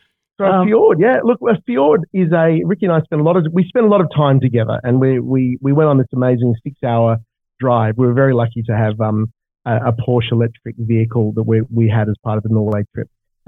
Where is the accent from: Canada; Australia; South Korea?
Australia; I come from Australia where we have deserts and we have ski fields